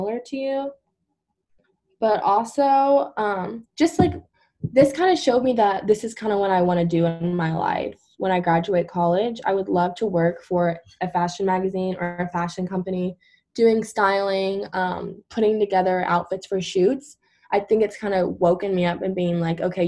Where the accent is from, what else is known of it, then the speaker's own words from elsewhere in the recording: Louisville, Kentucky, United States; I'm from Louisville, an hour away.